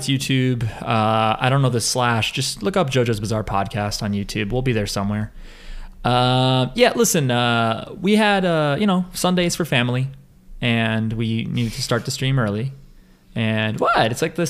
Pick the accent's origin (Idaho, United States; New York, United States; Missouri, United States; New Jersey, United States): New Jersey, United States; I'm from New Jersey.